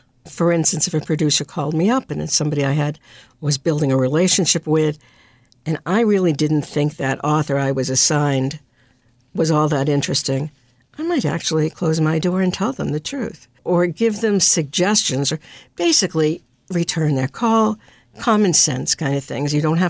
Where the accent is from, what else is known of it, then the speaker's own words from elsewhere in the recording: Brookline, Massachusetts, United States; I grew up in Brookline, which was a very different place when I grew up than it is now. We lived across the street from the school.